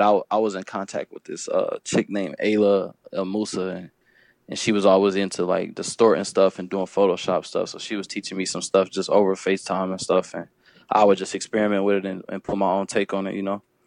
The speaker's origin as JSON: {"language": "English", "town": "Fayetteville", "region": "North Carolina", "country": "United States", "said": "I'm from Fayetteville, North Carolina"}